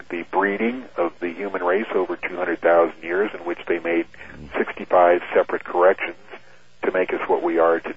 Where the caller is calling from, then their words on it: Kansas City, Missouri, United States; from Kansas